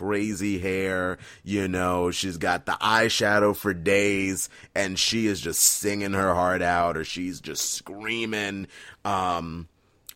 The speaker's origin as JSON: {"language": "English", "town": "Fredericksburg", "region": "Virginia", "country": "United States", "tie": "born or raised there", "said": "growing up in Fredericksburg, Virginia, heading to Stafford High School"}